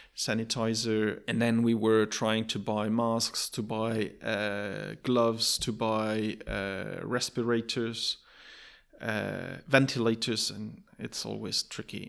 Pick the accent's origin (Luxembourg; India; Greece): Luxembourg; moved away; also born or lived in Shanghai; I'm from Luxembourg